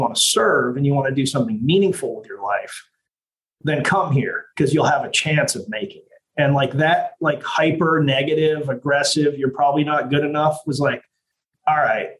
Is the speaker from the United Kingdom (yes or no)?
no; Italy; now in United States; I grew up, you know, I was born in America, but I grew up in Italy.